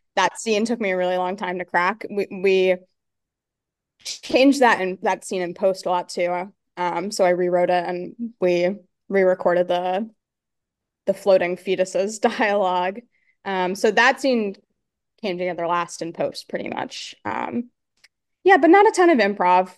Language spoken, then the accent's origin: English; Pennsylvania, United States; I grew up in Pennsylvania